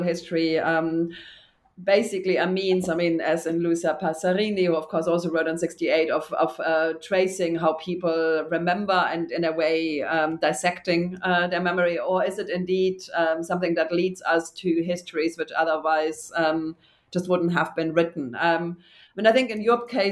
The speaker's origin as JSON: {"language": "English", "country": "Germany", "tie": "born or raised there", "said": "I grew up in Germany, too."}